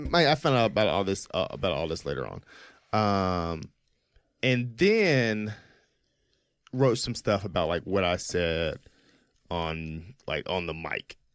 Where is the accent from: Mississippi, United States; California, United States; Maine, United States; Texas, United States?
Mississippi, United States; Jackson; a more like black experience growing up in Jackson, Mississippi